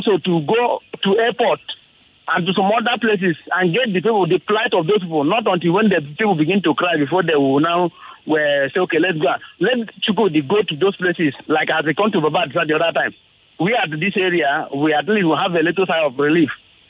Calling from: Lagos, Nigeria; I'm … from Lagos.

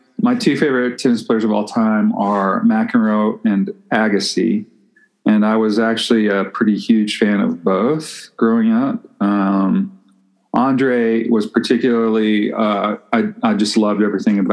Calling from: Albuquerque, New Mexico, United States; I'm calling in from Albuquerque

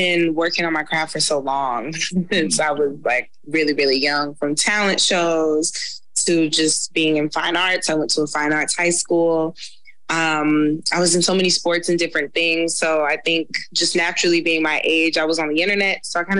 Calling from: Los Angeles, California, United States; I'm currently in Los Angeles, California.

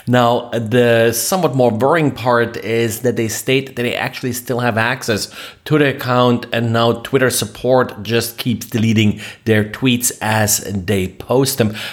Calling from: Jacksonville, Florida, United States; I am recording from Jacksonville, Florida.

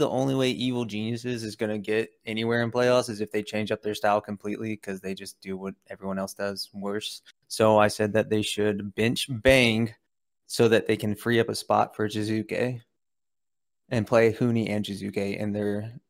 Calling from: Jeffersonville, Indiana, United States; Jeffersonville, Indiana.

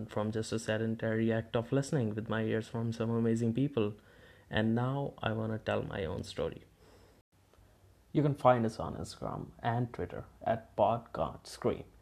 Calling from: India; As I'm broadcasting this from India, so from time to time we might switch to Hindi if or when we have something to tell to the Indian listeners.

